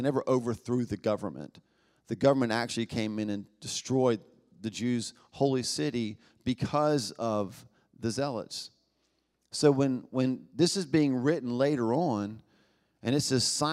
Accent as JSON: {"language": "English", "country": "United States", "said": "being American"}